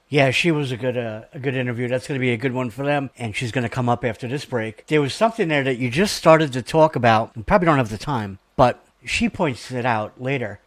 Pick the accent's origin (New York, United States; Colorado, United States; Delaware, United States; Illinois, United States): New York, United States; accent: New York; my New York accent